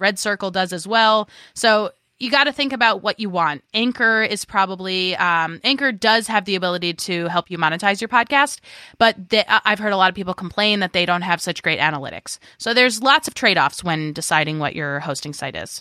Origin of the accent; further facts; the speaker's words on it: New York, United States; I am a New Yorker, and I love to talk over people